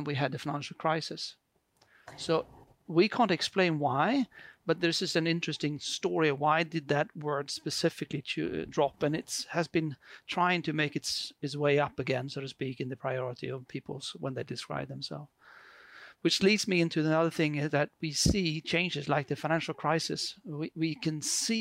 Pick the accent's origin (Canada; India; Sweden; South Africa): Sweden; I come from, as you can hear in my very beautiful accent, I'm from Sweden